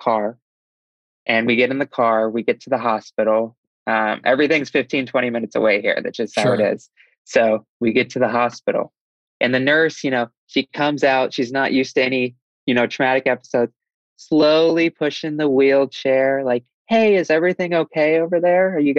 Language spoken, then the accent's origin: English; Davenport, Iowa, United States; I'm from Iowa in a town called Davenport, Iowa